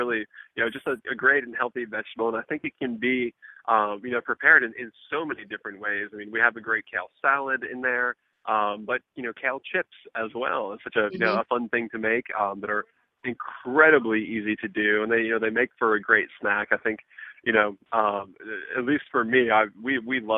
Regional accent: Birmingham, Alabama, United States; now in New York City, United States; I grew up in the South as well. And, you know, in Birmingham, Alabama, I mean, we lived by our farmers

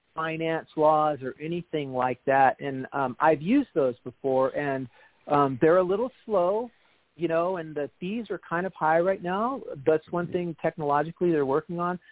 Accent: Austin, Texas, United States; now in Washington State, United States; I'm from Austin

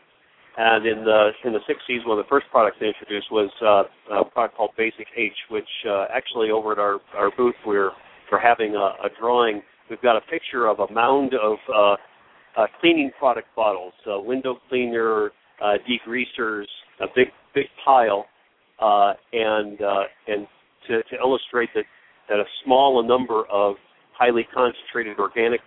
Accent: Chicago, Illinois, United States; moved away as an adult; now in Arizona, United States; I'm from the Chicago area

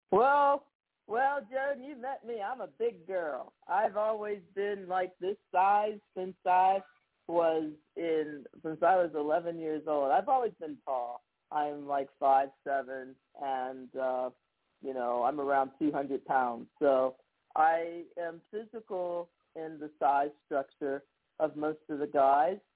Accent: Somerset, Pennsylvania, United States; it's a wonderful music department in Morgantown, West Virginia, not far from my hometown of Somerset, Pennsylvania.

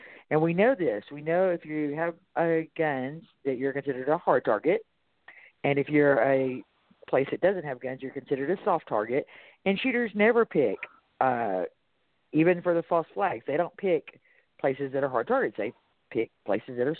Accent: Texas, United States; accent: Texas; my Texas accent

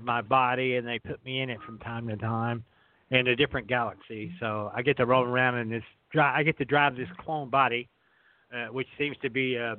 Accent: Texas, United States; accent: Texan; moved away as an adult; also born or lived in Wyoming / Kansas; born in Texas and lived here most of my life, and then I moved up to Wyoming, and I lived in Kansas for about 9 years.

